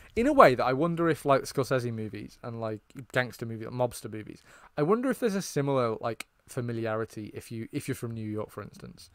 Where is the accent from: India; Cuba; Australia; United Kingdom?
United Kingdom; I, as a British person